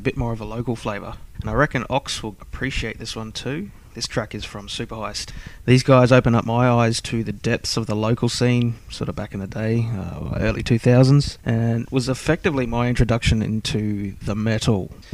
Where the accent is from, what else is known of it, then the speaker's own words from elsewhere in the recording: Brisbane, Queensland, Australia; I'm from Brizzy.